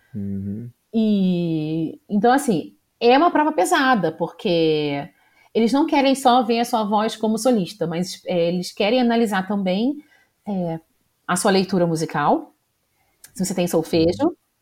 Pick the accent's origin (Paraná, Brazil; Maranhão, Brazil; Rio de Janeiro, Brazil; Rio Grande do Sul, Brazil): Rio de Janeiro, Brazil; eu sou da cidade do Rio mesmo. Eu nasci no bairro Jacaré, hum. É em, na zona norte do Rio de Janeiro